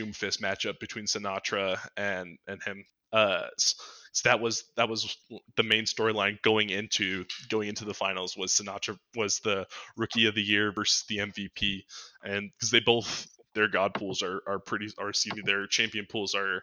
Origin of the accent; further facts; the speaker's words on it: San Francisco, California, United States; I was born in San Francisco